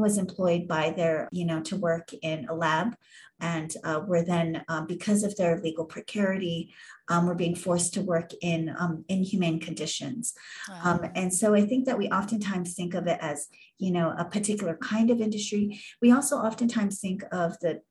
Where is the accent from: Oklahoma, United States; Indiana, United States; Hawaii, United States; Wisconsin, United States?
Hawaii, United States; growing up in Hawaii